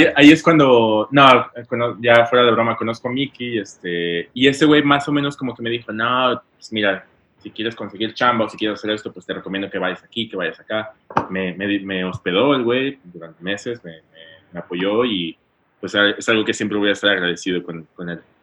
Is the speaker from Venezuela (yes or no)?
no; León, Guanajuato, Mexico; moved away as an adult; now in New York, United States; yo soy de, León, Guanajuato